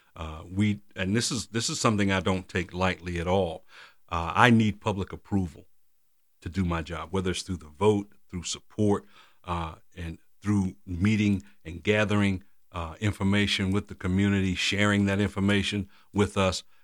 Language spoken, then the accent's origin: English; Randolph County, North Carolina, United States; now in Durham, United States; I'm from Randolph County, born and raised right there, graduated from public schools